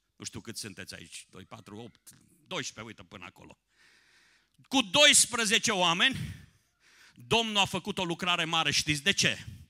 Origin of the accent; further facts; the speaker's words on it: Someș Valley, Transylvania, Romania; now in Timișoara, Romania; născut în Ardeal pe Valea Someșului, trăind în Timișoara, la granița, aproape de granița de vest a României